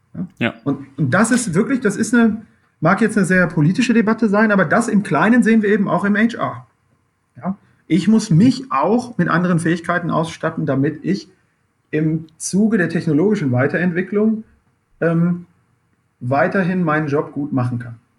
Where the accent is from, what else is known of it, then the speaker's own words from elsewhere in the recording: Dortmund, North Rhine-Westphalia, Germany; ich komme selber aus dem Ruhrgebiet